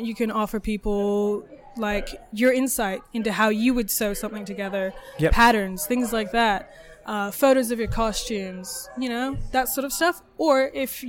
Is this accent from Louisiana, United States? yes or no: yes; New Orleans, Louisiana, United States; now in Adelaide, Australia; I grew up in New Orleans.